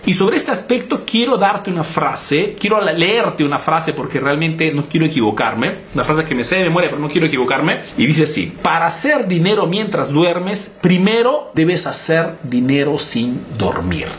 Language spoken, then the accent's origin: Spanish; Peru; now in Italy